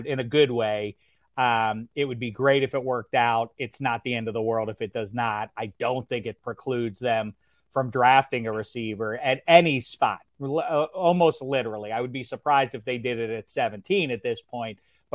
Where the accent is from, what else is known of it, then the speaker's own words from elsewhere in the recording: Turtle Creek, Pennsylvania, United States; moved away; Turtle Creek. That's where I'm from over by Wilkinsburg